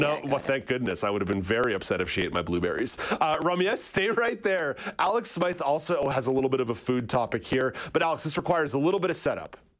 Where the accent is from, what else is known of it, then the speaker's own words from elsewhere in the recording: Montreal, Quebec, Canada; growing up in English Montreal